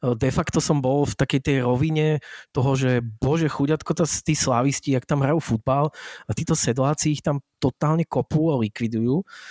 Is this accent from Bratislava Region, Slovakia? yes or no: yes; Bratislava, Bratislava Region, Slovakia; u nás v Bratislave